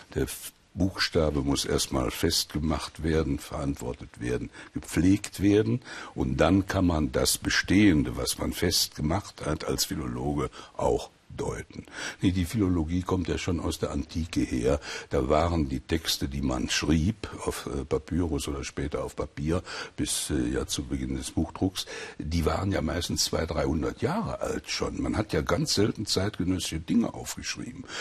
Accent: Sauerland, North Rhine-Westphalia, Germany; bin im Krieg im Sauerland aufgewachsen bei meiner Großmutter

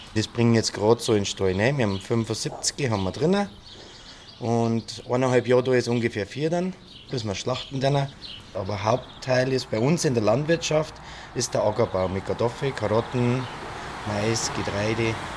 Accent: Stengelheim, Bavaria, Germany; bei uns in Stengelheim drum habe ich Flächen

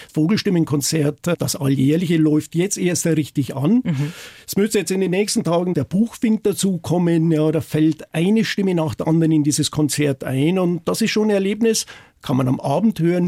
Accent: Upper Palatinate, Bavaria, Germany; now in Eysölden, Germany; Ich bin in der Oberpfalz aufgewachsen. Das hört man sicherlich, das hört man an, am Akzent, das soll man auch hören

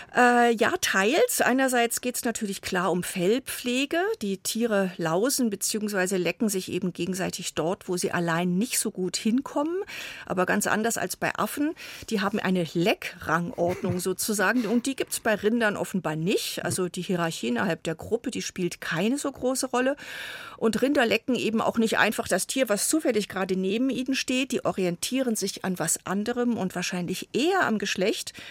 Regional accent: Germany; bei uns in Deutschland

